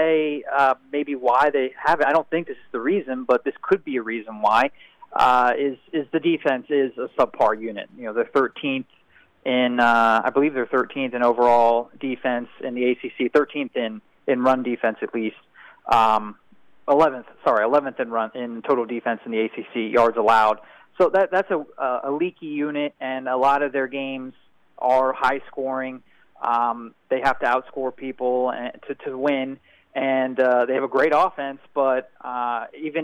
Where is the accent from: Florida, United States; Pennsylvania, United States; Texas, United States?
Pennsylvania, United States; Pittsburgh; I'm from Pittsburgh